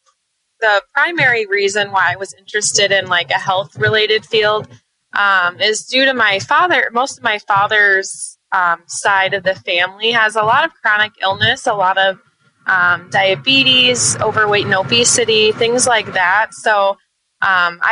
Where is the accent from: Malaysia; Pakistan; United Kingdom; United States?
United States; Ames, Iowa; I'm originally from Ames, Iowa